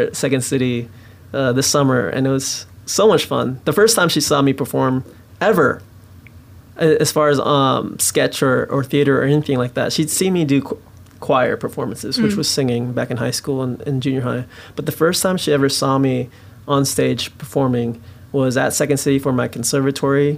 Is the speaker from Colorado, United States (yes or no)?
no; Kent, Washington, United States; In a suburb of Seattle, Kent, okay. Valley General Hospital is where I was born